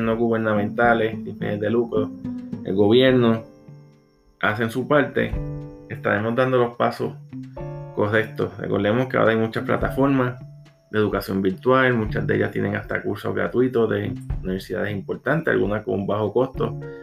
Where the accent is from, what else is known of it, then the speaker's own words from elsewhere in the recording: Puerto Rico; soy de Puerto Rico, psicólogo organizacional